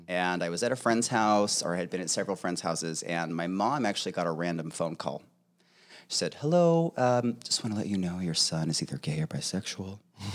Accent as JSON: {"language": "English", "town": "Clovis", "region": "California", "country": "United States", "tie": "born there", "also_born_or_lived": "Tucson", "said": "I was born in Clovis, California, but I was there for a very short period of time."}